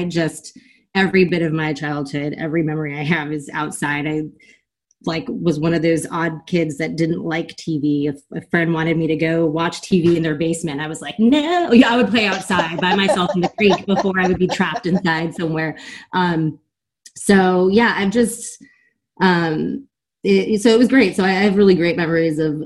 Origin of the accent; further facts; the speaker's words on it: Germantown, Maryland, United States; also born or lived in Guam; we moved outside of Washington, D.C.